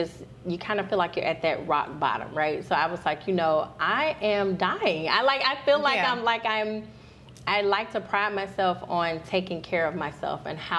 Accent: Alabama, United States; And I'm Alabama.

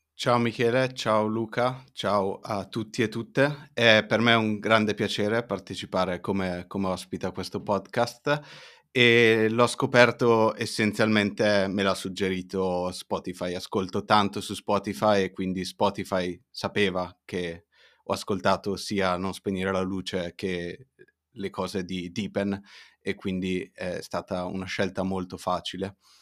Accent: Italy; also born or lived in Las Cruces, New Mexico; sono cresciuto comunque in Italia

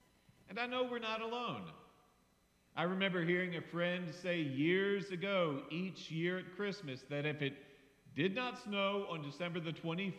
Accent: Harrisonburg, Virginia, United States; growing up in Harrisonburg in the late 60s, yes, I was alive then

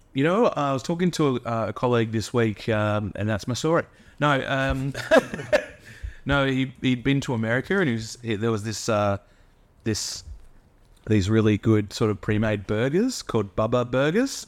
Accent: Australia; as an Australian

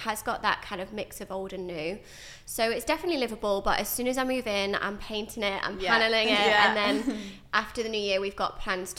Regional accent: Stafford, West Midlands, United Kingdom; moved away as an adult; now in London, United Kingdom; I am originally from the Midlands in Stafford, and then I moved to London.

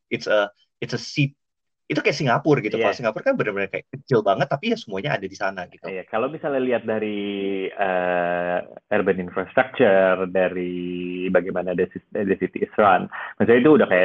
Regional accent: Perth, Western Australia, Australia; also born or lived in Jakarta / Sydney; now in London, United Kingdom; uh, lahir di Jakarta. Jadi actually di Australia ya, dulu gue sekolah di Perth, udah gitu uni di Sydney.

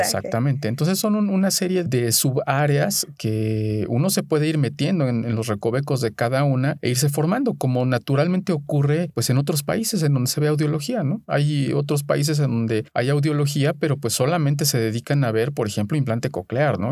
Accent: Mexico

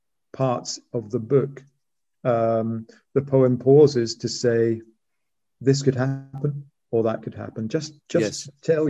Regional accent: Scotland, United Kingdom; I had to sort of re-inhabit my old language to read the poems. And people often say I'm more Scottish when in my poems than I am in real life.

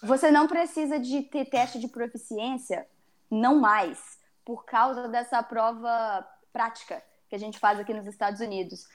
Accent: Brazil; a gente é brasileiro

